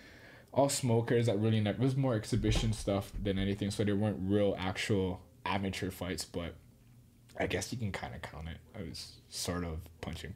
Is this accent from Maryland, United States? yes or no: no; Kaneohe, Hawaii, United States; moved away; I'm from Oahu, in Kaneohe, on the East Coast